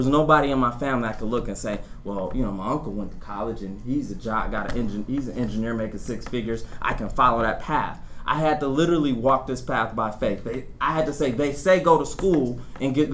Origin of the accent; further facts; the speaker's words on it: Detroit, Michigan, United States; being a kid in the inner city of Detroit, and I always tell people I'm from Detroit, Detroit.